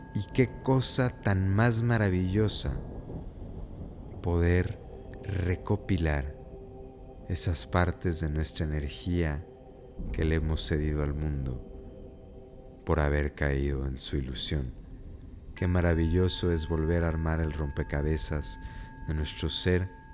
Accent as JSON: {"language": "Spanish", "country": "United States", "tie": "born or raised there", "said": "crecí en, un ambiente, pues, pochocho. Como buen niño americano"}